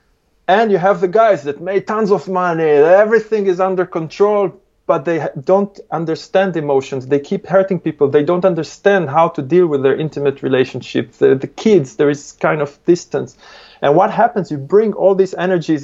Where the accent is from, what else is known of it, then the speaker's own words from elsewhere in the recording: Israel; English is a second language; moved away; I was born originally in Israel. It's a very aggressive place